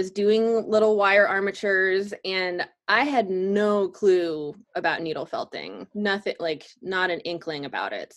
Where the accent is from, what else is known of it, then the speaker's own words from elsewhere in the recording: Durham, North Carolina, United States; I grew up in Durham, North Carolina